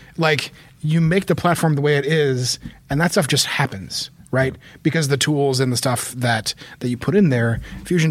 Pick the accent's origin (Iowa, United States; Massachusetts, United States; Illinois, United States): Iowa, United States; I'm from Iowa